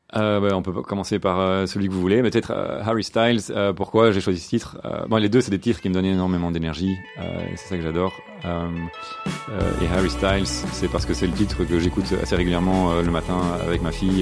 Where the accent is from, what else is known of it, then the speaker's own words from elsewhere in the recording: Brussels, Brussels-Capital Region, Belgium; je suis bruxellois. Hein, born and raised. Donc j'ai grandi ici à Bruxelles avec deux frères